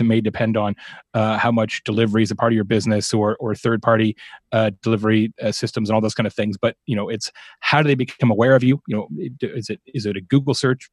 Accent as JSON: {"language": "English", "region": "Arizona", "country": "United States", "said": "I'm from Arizona"}